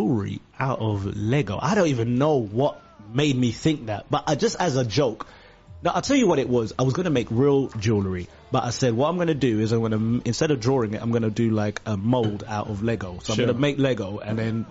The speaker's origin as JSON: {"language": "English", "region": "London", "country": "United Kingdom", "tie": "born or raised there", "also_born_or_lived": "Uganda / Edmonton", "said": "We grew up in East London, Walthamstow as well, and then moved to Edmonton"}